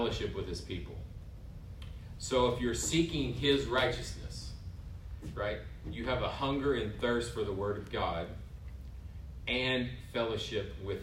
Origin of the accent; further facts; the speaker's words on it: West Texas, United States; growing up in Texas